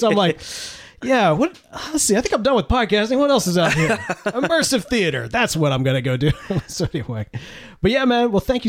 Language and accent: English; Mississippi, United States; See, this is why I'm a Mississippian living in Texas.